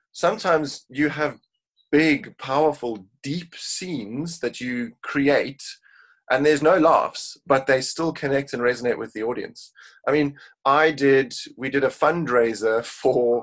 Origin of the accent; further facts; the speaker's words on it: Cape Town, Western Cape, South Africa; now in United Kingdom; originally born and raised in Cape Town, South Africa, I now live in the UK